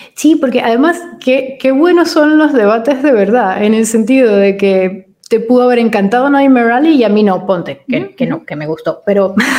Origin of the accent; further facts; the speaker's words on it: Venezuela; moved away as an adult; also born or lived in Madrid, Spain; now in Italy; Nosotros somos venezolanos y vivimos seis años en, Madrid, en España